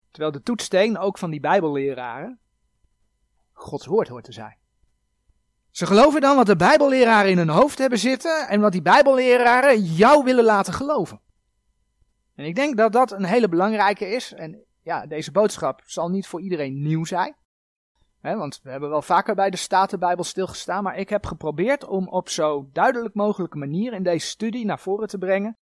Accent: Netherlands; wij als Nederlanders

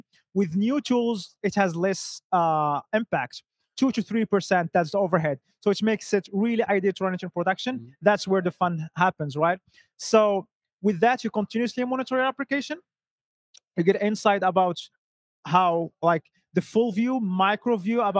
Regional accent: Morocco; now in Stockholm, Sweden; I'm originally from Morocco, lost now in the cold and dark Stockholm, Sweden

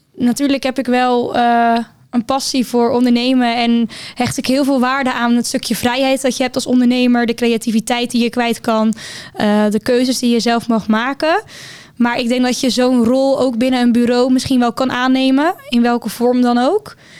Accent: Hendrik-Ido-Ambacht, South Holland, Netherlands; moved away as an adult; now in Rotterdam, Netherlands; Ik kom uit Hendrikido Ambacht. Een klein dorpje dichtbij Rotterdam

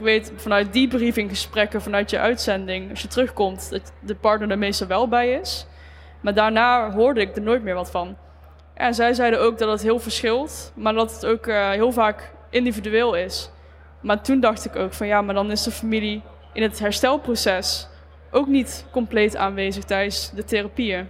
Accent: Eindhoven, North Brabant, Netherlands; Ik eh, kom uit Eindhoven

